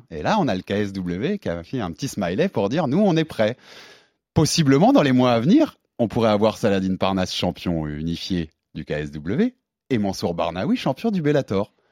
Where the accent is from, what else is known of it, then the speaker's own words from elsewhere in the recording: Tunisia; Pareil, quand on est tunisien, c'est pas trop facile de se déplacer.